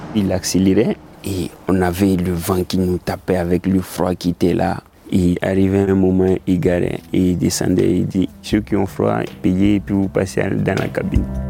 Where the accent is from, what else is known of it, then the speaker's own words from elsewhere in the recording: Côte d’Ivoire; moved away as an adult; J'ai quitté la Côte d'Ivoire avec le chapelet de mon père